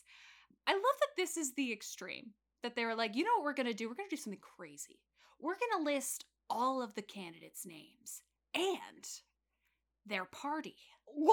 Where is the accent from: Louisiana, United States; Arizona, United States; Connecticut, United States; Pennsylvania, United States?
Louisiana, United States; Baton Rouge; I was born in Baton Rouge